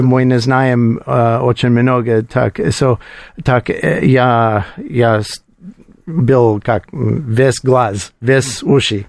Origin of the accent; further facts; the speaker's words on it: Colorado, United States; Russian is a second language; moved away as an adult; now in Moscow, Russia; Я из Колорадо, это холодно, не проблема для меня